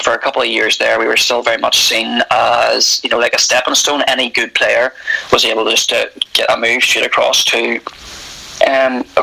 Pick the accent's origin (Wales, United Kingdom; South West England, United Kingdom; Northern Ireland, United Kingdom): Northern Ireland, United Kingdom; also born or lived in Australia